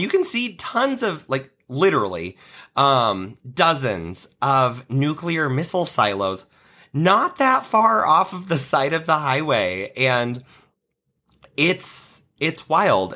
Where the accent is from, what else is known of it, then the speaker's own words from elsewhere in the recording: Nebraska, United States; I was in the handbell choir at my church growing up in Nebraska